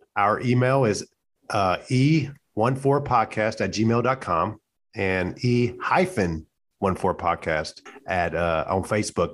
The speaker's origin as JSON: {"language": "English", "region": "the South", "country": "United States", "tie": "born or raised there", "moved": "as an adult", "said": "You know, we're from the South. I'm from the South."}